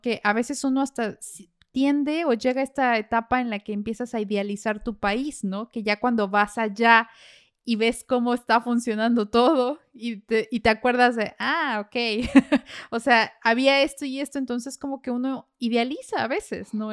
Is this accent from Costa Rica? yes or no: no; Mexico; moved away